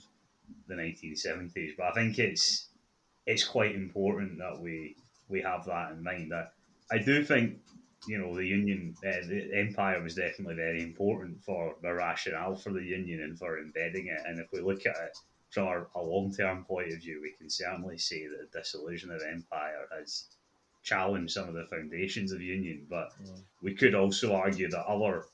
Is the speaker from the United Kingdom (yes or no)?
yes; Scotland, United Kingdom